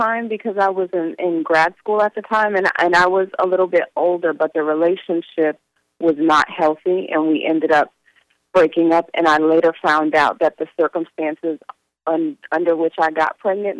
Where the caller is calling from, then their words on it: Florida, United States; I am calling from Florida.